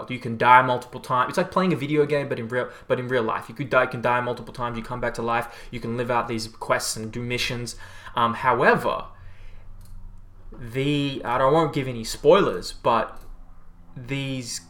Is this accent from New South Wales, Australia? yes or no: no; Melbourne, Victoria, Australia; I'm from Melbourne. It's an amazing city